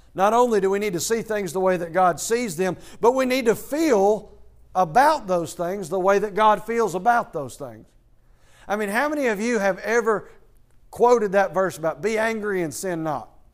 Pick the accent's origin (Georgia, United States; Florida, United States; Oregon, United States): Georgia, United States; Athens; moved away as an adult; I am from Athens, Georgia